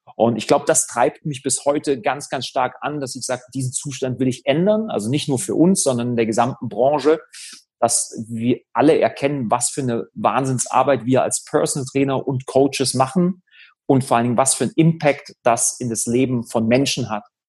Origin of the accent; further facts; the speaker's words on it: Germany; die Uni, die in der Nähe von meinem Heimatort ist. Habe mich für Halle entschieden